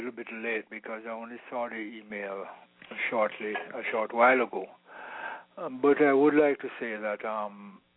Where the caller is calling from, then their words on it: South Florida, United States; I'm calling from South Florida.